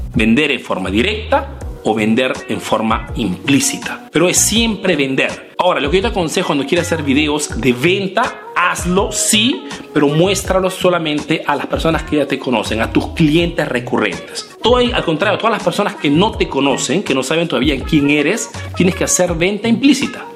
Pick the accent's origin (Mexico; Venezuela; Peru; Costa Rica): Peru; now in Italy; Soy un emprendedor peruano que hace negocios en Italia, en Europa principalmente